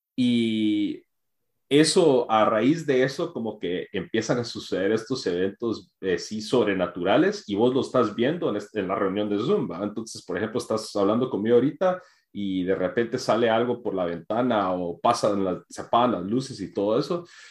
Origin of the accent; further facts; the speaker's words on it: Guatemala; para nosotros que crecimos, o sea, en Guate